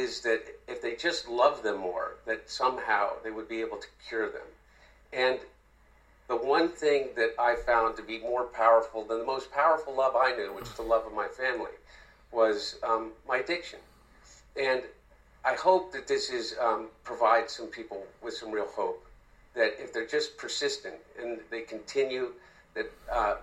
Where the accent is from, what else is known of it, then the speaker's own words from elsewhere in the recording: Wilmington, Delaware, United States; my brother and I, you know, we grew up in Wilmington